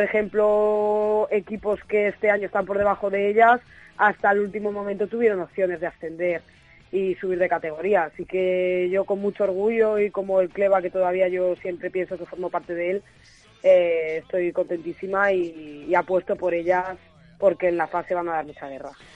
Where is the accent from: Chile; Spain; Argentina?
Spain; León, Castile and León; moved away as an adult